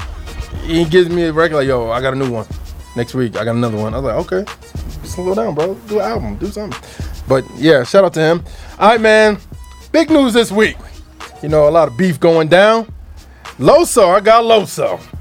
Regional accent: East Orange, New Jersey, United States; I'm from Jersey. I'm from East Orange, New Jersey.

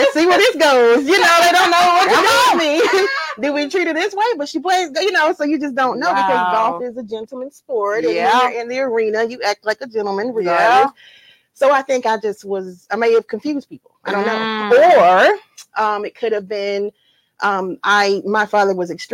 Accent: Eatonton, Georgia, United States; I'm from Edenton, Georgia, Putnam County, dairy capital of the world

